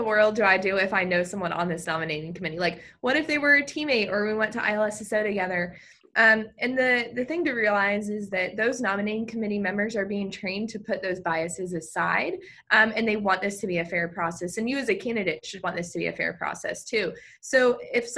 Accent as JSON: {"language": "English", "region": "Virginia", "country": "United States", "said": "I'm from the state of Virginia"}